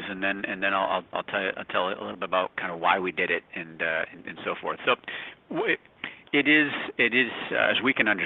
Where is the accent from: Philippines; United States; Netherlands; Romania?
United States; New Hampshire; I grew up in New Hampshire